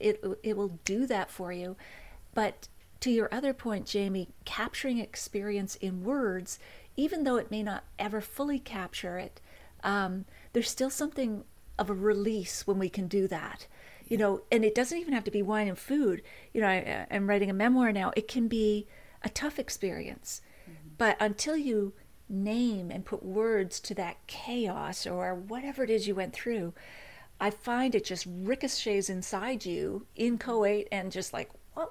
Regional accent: Nova Scotia, Canada; I grew up in Nova Scotia

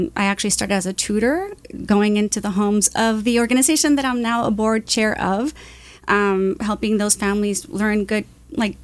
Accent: Santa Ana, California, United States; I was born in Santa Ana, went to Santa Ana schools, went to Santa Ana College

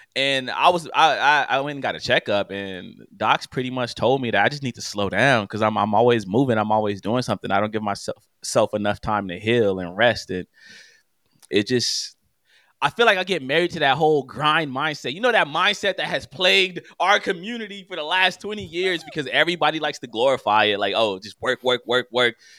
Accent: Los Angeles, California, United States; I'm from West L A, born and raised

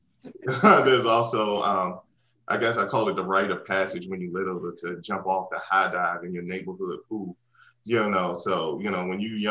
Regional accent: Washington, District of Columbia, United States; I grew up in Washington, D.C. and South Beach

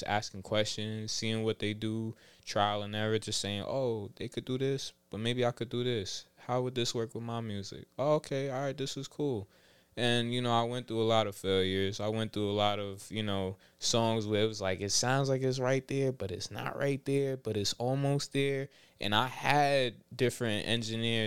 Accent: New York City, New York, United States; I'm from Southside, Jamaica, Queens. Rochdale to be exact

